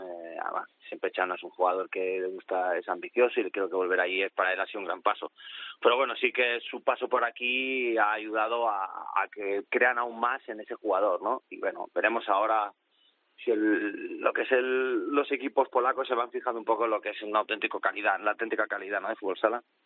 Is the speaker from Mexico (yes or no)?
no; Spain; moved away as an adult; now in Poland; yo creo que soy más polaco ya que más español